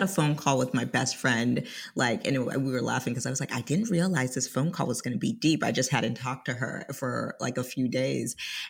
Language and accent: English; Atlanta, Georgia, United States; I actually spent half of my childhood here. So long story short, I am first American generation of a Liberian family.